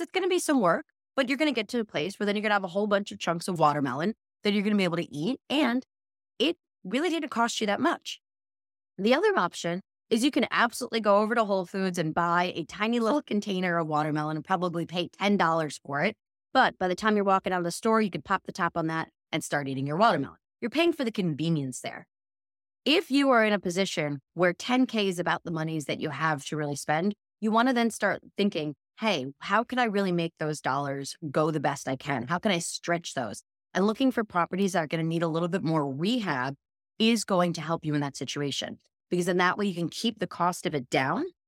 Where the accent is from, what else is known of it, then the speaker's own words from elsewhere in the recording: New York, United States; as a New Yorker